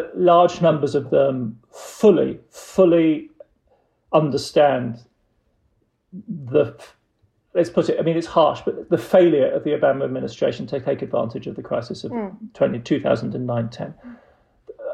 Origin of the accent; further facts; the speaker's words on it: Germany; now in United States; growing up in the Federal Republic of Germany